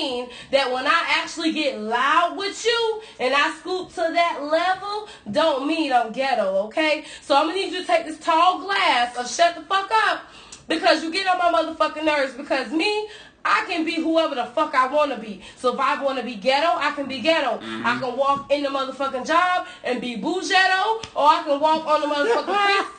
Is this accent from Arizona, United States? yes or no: no; New York, United States; accent: New York; now in Florida, United States; I'm in Florida and I'm from New York